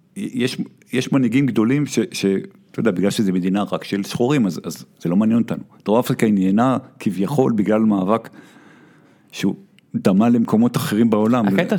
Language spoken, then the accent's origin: Hebrew; Tel Aviv, Tel Aviv District, Israel; אני גדלתי בתל אביב